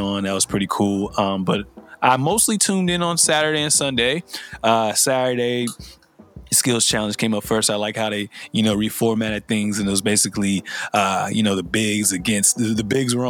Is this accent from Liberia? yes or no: yes; Liberia; moved away; I'm from Liberia in West Africa